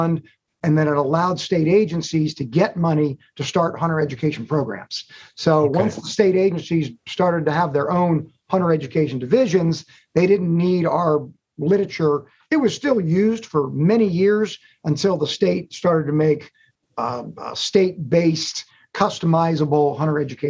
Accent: Northern Virginia, United States; I grew up in the Northern Virginia area

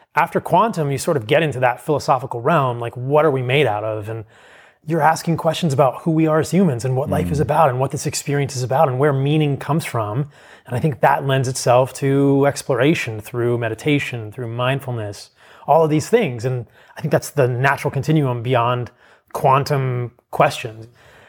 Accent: Virginia, United States; I grew up in a pretty normal household in suburban Virginia. I was raised in the East Coast.

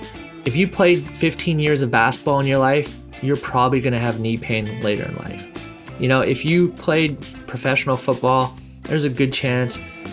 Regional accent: Canada; moved away as an adult; also born or lived in Miami, United States; now in United States; I grew up in Canada. I came to the United States

